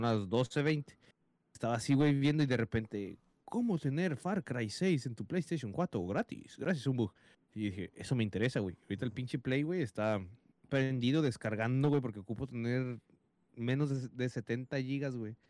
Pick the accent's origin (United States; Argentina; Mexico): United States; aquí en Estados Unidos, mi país natal, donde no, yo nací y crecí